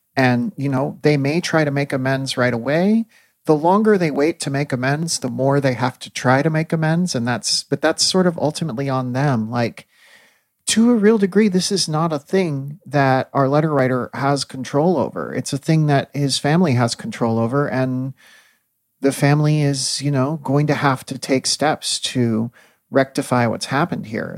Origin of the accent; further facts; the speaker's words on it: Midwest, United States; as a Midwesterner